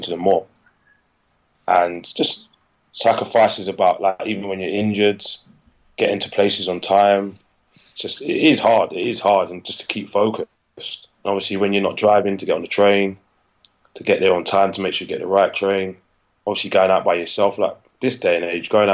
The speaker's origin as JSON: {"language": "English", "region": "London", "country": "United Kingdom", "said": "I was from South London."}